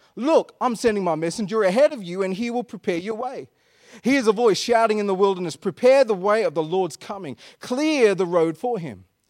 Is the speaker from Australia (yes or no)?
yes; Perth, Western Australia, Australia; I was born in Perth. I'm like an Anglo-Indian, Perth-born sand groper